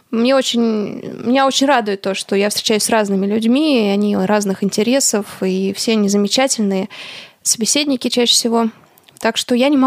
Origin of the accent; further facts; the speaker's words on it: Irkutsk, Irkutsk Oblast, Russia; Я из Иркутска, помните?